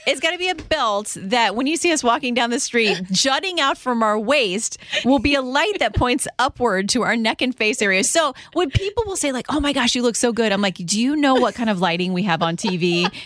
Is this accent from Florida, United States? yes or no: yes; Florida, United States; moved away; as a kid growing up in Florida